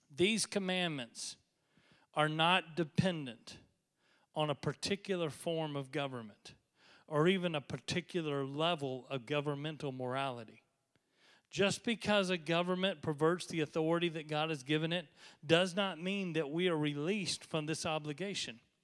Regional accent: United States; I am devoutly American.

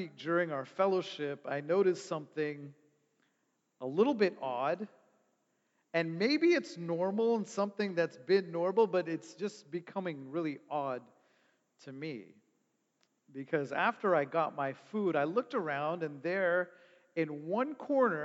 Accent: Toronto, Ontario, Canada; I grew up in Toronto.

